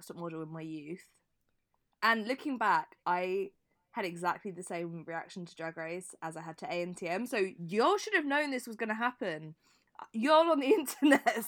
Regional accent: Brighton, South East England, United Kingdom; being from Brighton as well

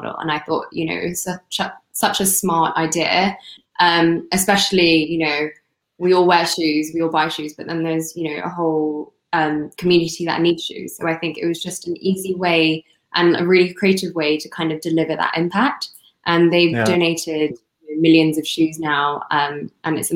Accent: Hong Kong; I'm from Hong Kong

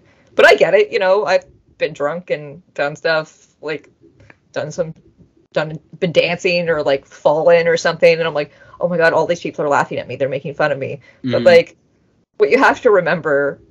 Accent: Canada; I'm Canadian

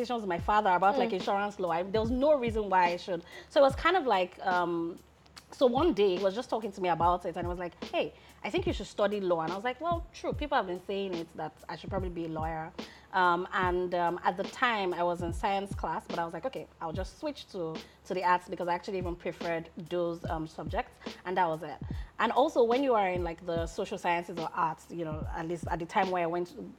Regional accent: Lagos, Nigeria; moved away as an adult; also born or lived in Abuja / Osun State; I grew up in Lagos

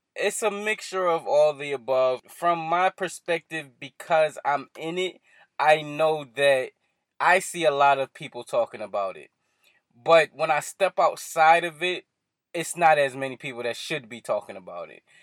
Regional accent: Philadelphia, Pennsylvania, United States; here in Philadelphia, in my hometown

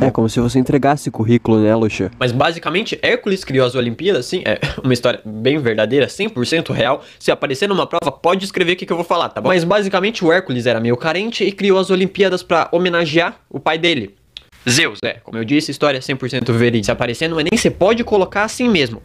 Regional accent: Gaúcho, Rio Grande do Sul, Brazil; eu sou gaúcho.

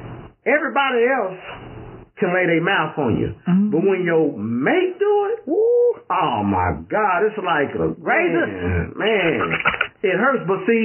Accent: California, United States; I'm from California.

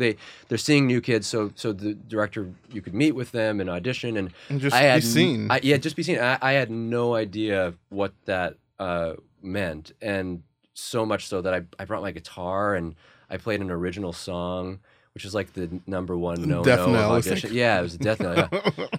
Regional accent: Saskatoon, Saskatchewan, Canada; I grew up in Saskatoon, Saskatchewan, Canada, mm-hmm. so the haven of blues rock.

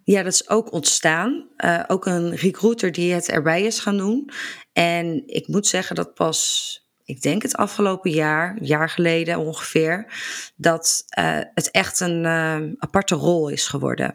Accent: Barneveld, Gelderland, Netherlands; Ik kom uit Barneveld

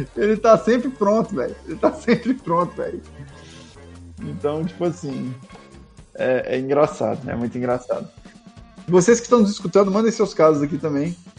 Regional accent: interior of São Paulo, Brazil; eu fui criado interior, sou de São Paulo, mas eu fui criado interior

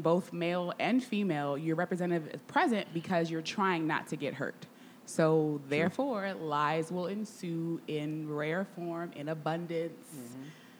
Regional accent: Baltimore, Maryland, United States; I'm from Baltimore.

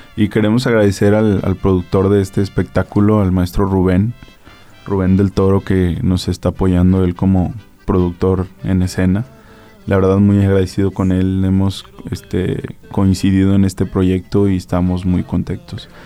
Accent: Aguascalientes, Mexico; tengo sangre hidrocálida, que soy de aquí de Aguascalientes

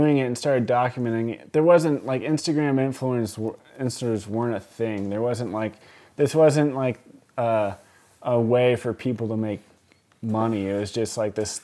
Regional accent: Columbia River Gorge, Oregon, United States; moved away as an adult; also born or lived in New York; I grew up out here in the Columbia River Gorge, snowboarding and skateboarding

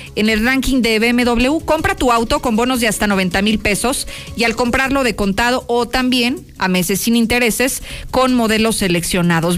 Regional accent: Guadalajara, Jalisco, Mexico; el Chivas, el equipo de mi tierra

